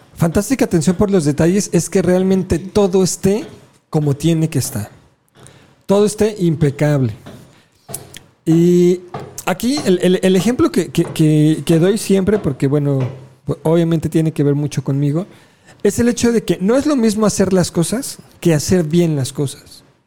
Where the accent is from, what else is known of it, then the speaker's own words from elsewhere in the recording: Mexico; los alebrijes eran parte de, de nuestra cultura